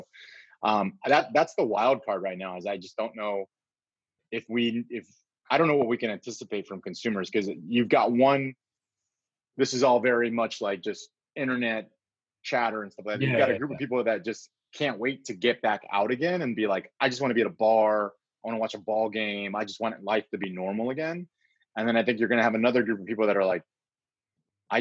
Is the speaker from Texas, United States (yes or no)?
yes; San Antonio, Texas, United States; moved away as an adult; also born or lived in Austin, Texas / Dallas, Texas / Houston, Texas / Milwaukee, Wisconsin; I'm a Texas kid, born and raised San Antonio. Grew up in San Antonio